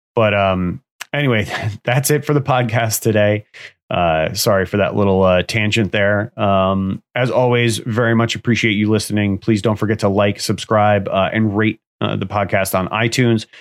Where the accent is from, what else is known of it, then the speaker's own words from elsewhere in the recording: United States; I live in the U S, I'm from the U S, I'm an American citizen